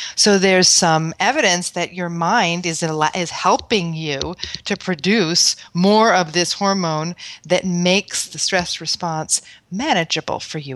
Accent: New York City, New York, United States; moved away; I grew up in Manhattan

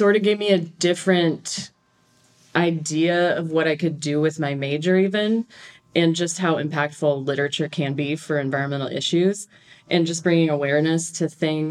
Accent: Great Plains, United States; I'm from the Great Plains

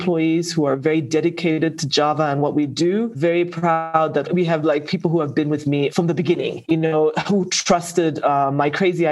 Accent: Zambia; I come from Zambia, and Zambia is, apart from mining, grows a lot of commodities

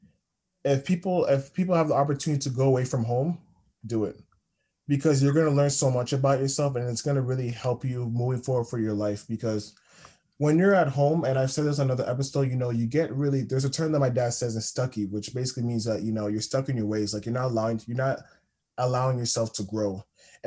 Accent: Toronto, Ontario, Canada; moved away as an adult; now in North Bay, Canada; I'm from Toronto

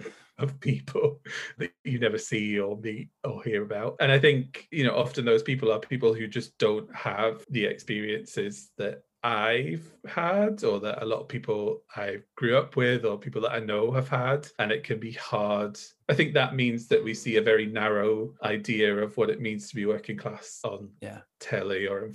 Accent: Northumberland, North East England, United Kingdom; moved away as an adult; now in Glasgow, United Kingdom; I grew up in Northumberland, like the northeast of England, until I was 18

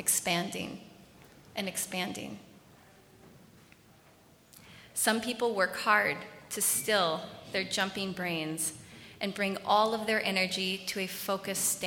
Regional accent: Minneapolis, Minnesota, United States; I was born in the Twin Cities to parents who are kind, thoughtful, and generous

